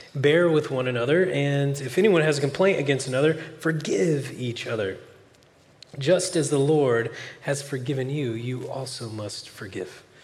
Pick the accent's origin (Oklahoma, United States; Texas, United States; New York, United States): Oklahoma, United States; moved away as an adult; now in California, United States; I'm from Oklahoma originally, but I've lived in California eight years now